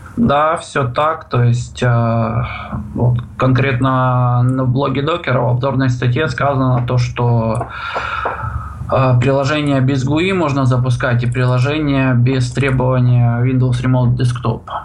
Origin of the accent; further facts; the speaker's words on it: Russian Far East, Russia; сам я с Дальнего Востока